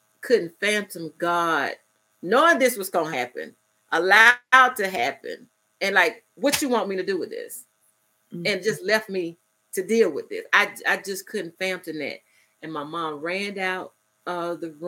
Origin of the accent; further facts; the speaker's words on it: Ocala, Florida, United States; moved away; also born or lived in Albany, Georgia; I'm originally from Ocala, Florida